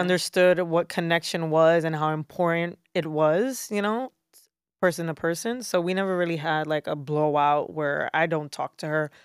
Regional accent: New York City, New York, United States; I am born and raised in Brooklyn, New York. So, native New Yorker

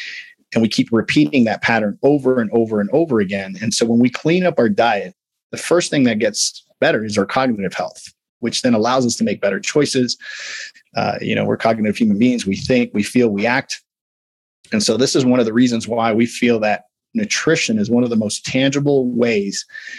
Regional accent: Midwest, United States; I'm big bone. I'm from the Midwest.

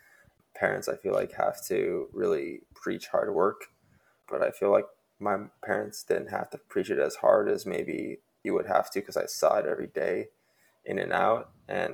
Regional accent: Arizona, United States; Growing up in Arizona

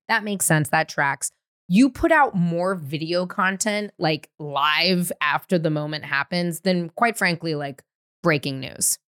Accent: San Francisco, California, United States; growing up in San Francisco

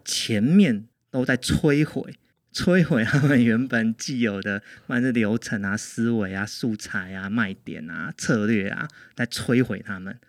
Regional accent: Changhua County, Taiwan; 我回中部之后，因为我是彰化人

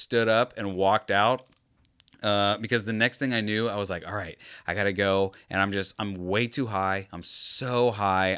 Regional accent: Tampa, Florida, United States; I'm from Tampa

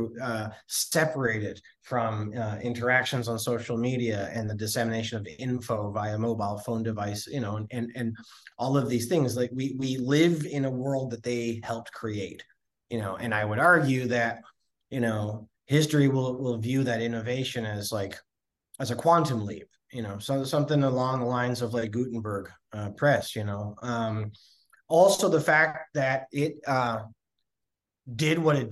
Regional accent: Canada; We hate a show off up here. My grandmother would hate someone rising above their station

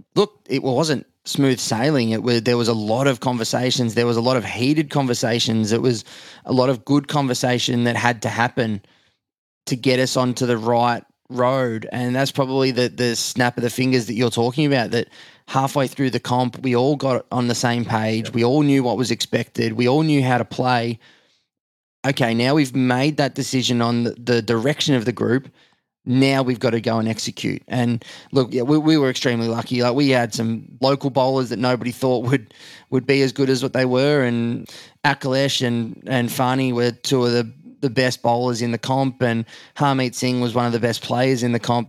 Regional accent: Australia; I'm in the middle as the Aussie

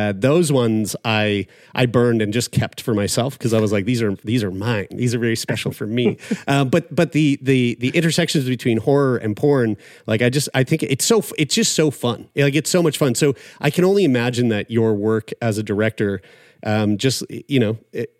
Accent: Nova Scotia, Canada; my hometown here in Nova Scotia

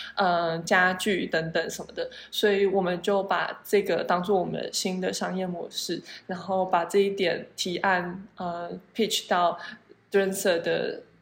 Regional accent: Taiwan; moved away as an adult; 就是像我们台湾人会觉得，呃，或许研究型大学比较好啊什么的。

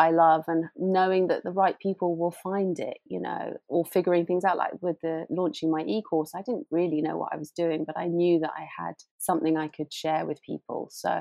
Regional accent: United Kingdom; as a Brit

